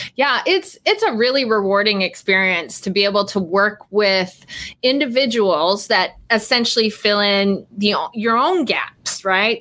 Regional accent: Eastern Canada, Canada; moved away; I grew up in a small city in eastern Canada

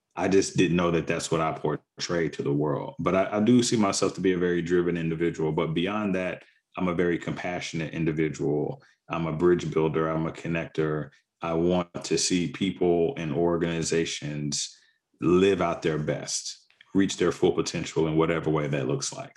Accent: the South, United States; also born or lived in Mississippi / Arkansas; I grew up in the South in Mississippi and Arkansas, predominantly Black communities

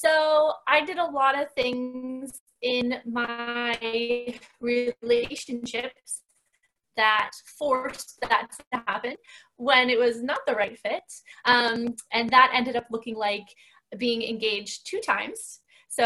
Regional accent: Northwestern Pennsylvania, United States; moved away as an adult; now in near Philadelphia, United States; I hail from Northwestern Pennsylvania. I grew up there, very rural area

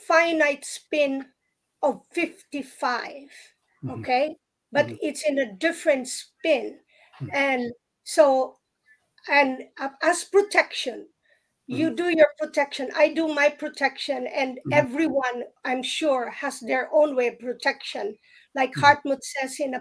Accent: Philippines; I grew up in the Philippines

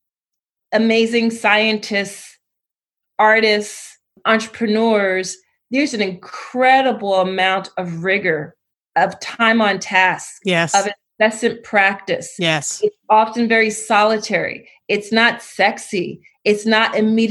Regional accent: Philadelphia, Pennsylvania, United States; I grew up in Philly.

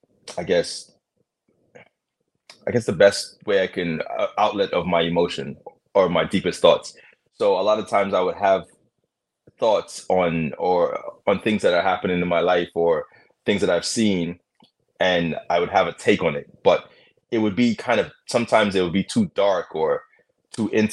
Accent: London, United Kingdom; now in United States; I grew up in London, and all my friends were from all aspects of different countries

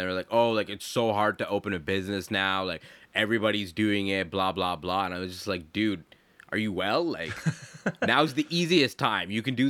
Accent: Toronto, Ontario, Canada; now in Ottawa, Canada; I was born in Toronto.

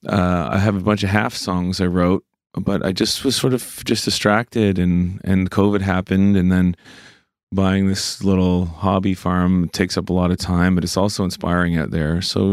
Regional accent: Cole Harbour, Nova Scotia, Canada; And I'm from Cole Harbour, you know, it was just all hockey dudes

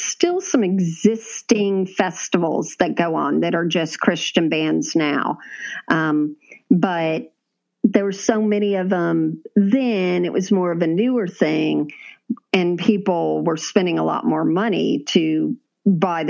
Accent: Florida, United States; We grew up in Florida

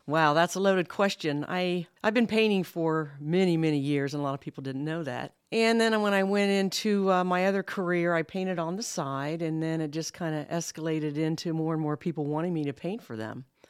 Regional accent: Columbus, Ohio, United States; moved away as an adult; also born or lived in Kokomo, Indiana; now in Muncie, United States; I'm actually from Columbus, Ohio, born and raised

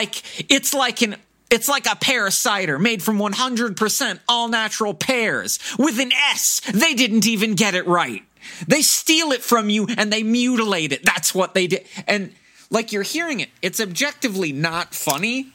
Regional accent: United States; for me as an American

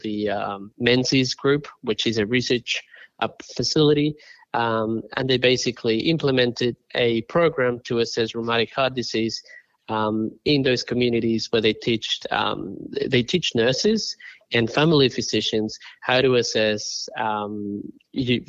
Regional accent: Colombia; moved away; also born or lived in Australia; I grew up in Colombia, and then when I migrated to Australia

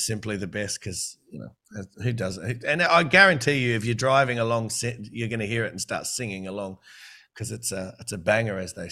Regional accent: New South Wales, Australia; also born or lived in Queensland; obviously I'm from New South Wales

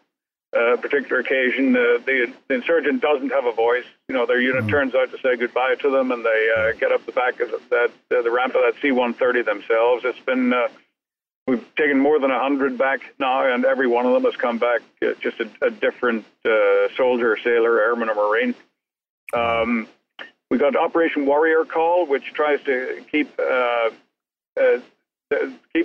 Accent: Northern Ireland, United Kingdom; now in United States; growing up in Northern Ireland in the 60s and 70s, it was an urban warfare zone

